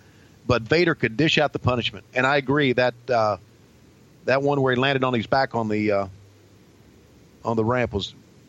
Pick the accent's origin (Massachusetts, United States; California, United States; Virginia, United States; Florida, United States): Virginia, United States; a wrestling fan growing up in Virginia, just like I was.